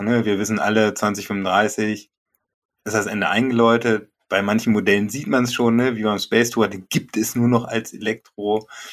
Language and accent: German; Germany; now in Porta Westfalica, Germany; Gebürtig komme ich aus dem Harz